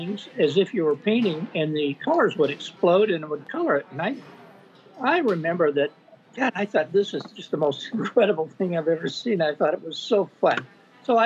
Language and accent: English; Sublimity, Oregon, United States; moved away as an adult; now in Camano Island, United States; I grew up in a small town in Oregon, Sublimity, Oregon.